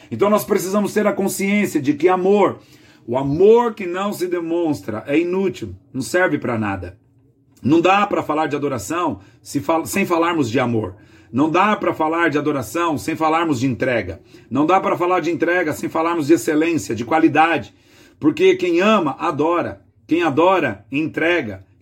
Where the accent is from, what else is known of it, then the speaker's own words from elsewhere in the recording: Jandira, São Paulo, Brazil; Aqui quem fala é … sou da cidade de Jandira, Grande São Paulo.